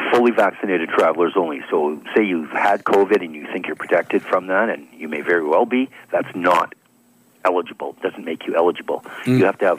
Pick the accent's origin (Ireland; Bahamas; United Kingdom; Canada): Canada; we can't travel to the United States as tourists right now, as a Canadian citizen, unless we fly.